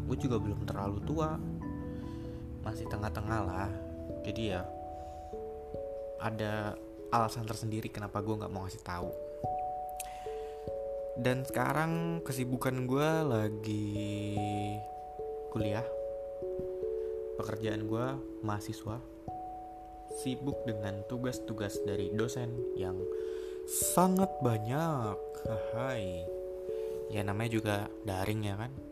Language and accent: Indonesian; Bekasi, West Java, Indonesia; born there; Gue lahir di Bekasi Di tanggal 24 Mei tahun rahasia